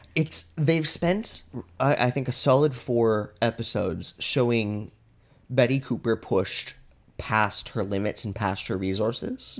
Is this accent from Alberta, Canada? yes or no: yes; Alberta, Canada; I'm from Alberta